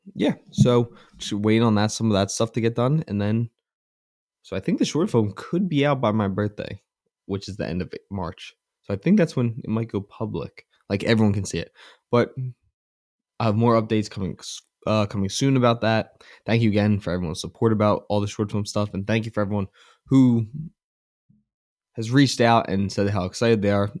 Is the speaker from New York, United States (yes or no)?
no; Philadelphia, Pennsylvania, United States; I'm from the Philadelphia area